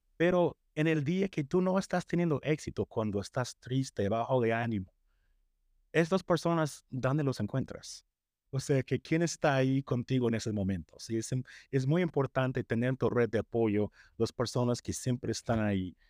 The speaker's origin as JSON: {"language": "Spanish", "country": "United States", "tie": "born or raised there", "second_language": "Spanish", "said": "yo crecí en Estados Unidos"}